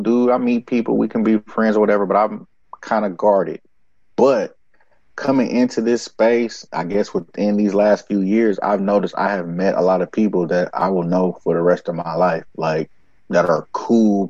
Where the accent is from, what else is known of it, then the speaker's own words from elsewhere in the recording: Oakland, California, United States; moved away; I come from Oakland, where we don't stare at people or look at people